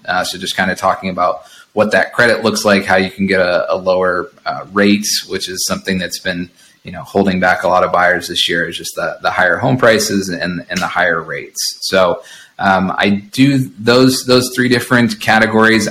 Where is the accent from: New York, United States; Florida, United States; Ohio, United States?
Ohio, United States; also born or lived in Boston / abroad; now in Monterey, United States; I grew up in Ohio and then lived in Boston and lived out of the country for, for around six years.